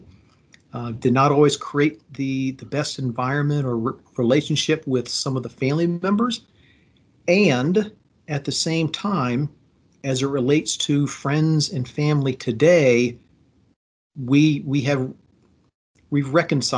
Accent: Fredericksburg, Virginia, United States; I was born in Fredericksburg, Virginia in 1966

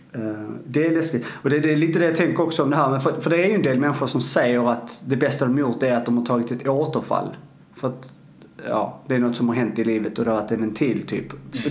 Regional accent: Arlöv, Skåne, Sweden; nere i, i, i uh, eh, Arlöv då, där jag kommer ifrån

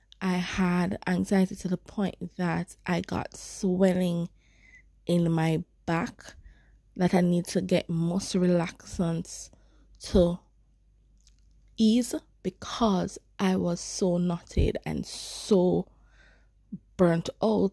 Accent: Jamaica; as Black people, especially as Jamaicans. As a Jamaican

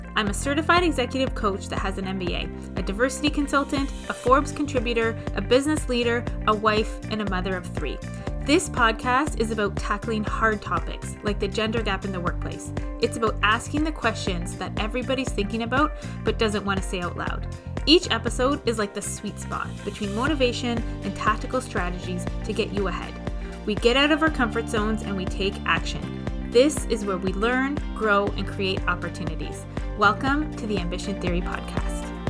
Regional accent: Toronto, Ontario, Canada; I'm from Toronto

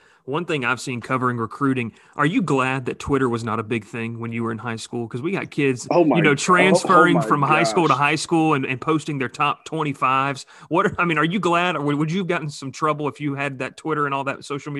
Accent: Columbus, Georgia, United States; I'm from Columbus, Georgia, and everyone's like, oh, y'all are South Georgia. I'm like, no, we're not South Georgia.

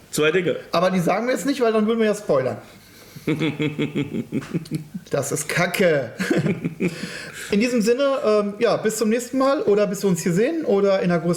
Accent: Cologne, North Rhine-Westphalia, Germany; Ich komme aus Köln, ja.

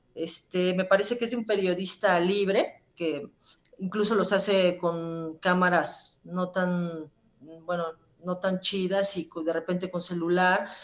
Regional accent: Puebla, Mexico; somos poblanos

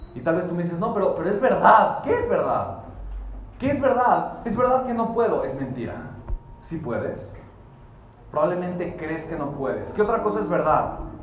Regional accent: Mexico City, Mexico; Nací en la Ciudad de México

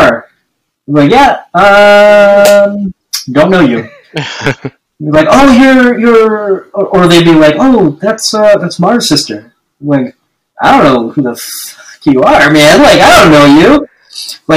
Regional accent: East Coast of New Brunswick, Canada; moved away as an adult; now in Toronto, Canada; I'm from the East Coast, the province of New Brunswick. Like a really small town.

